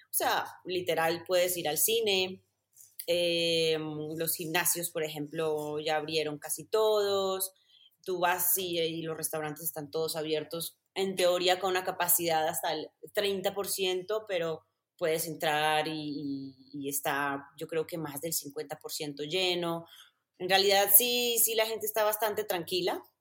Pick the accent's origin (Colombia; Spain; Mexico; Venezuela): Colombia; Medellín, Antioquia; moved away as an adult; yo soy de Medellín, Medellín, Colombia, paisita de pura cepa, amo mi ciudad, amo mi país, pero nunca, nunca tuve ese acento tan marcado.